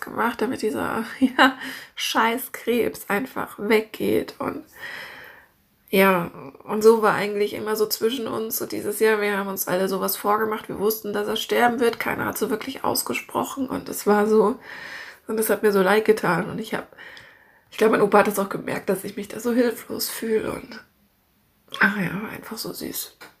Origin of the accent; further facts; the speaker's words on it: Munich, Bavaria, Germany; now in Hamburg, Germany; wir kommen ja alle ursprünglich aus München